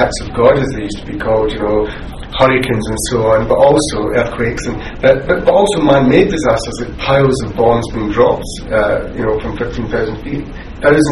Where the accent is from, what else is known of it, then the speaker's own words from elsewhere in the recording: Scotland, United Kingdom; as a Scot